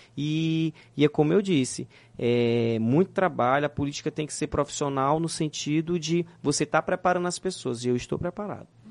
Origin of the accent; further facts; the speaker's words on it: Northeast Region, Brazil; eu sou nordestino nato